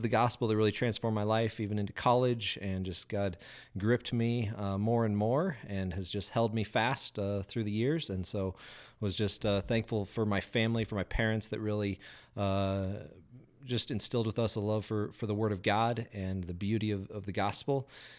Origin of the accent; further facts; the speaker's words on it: Grand Junction, Colorado, United States; also born or lived in Denver; Was born in Denver, but I was raised over in Grand Junction there.